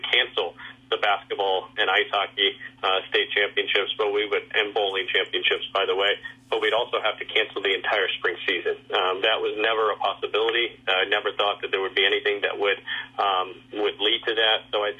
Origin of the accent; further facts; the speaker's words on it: San Antonio, Texas, United States; also born or lived in Albuquerque, New Mexico; now in upstate New York, United States; I grew up in San Antonio, Texas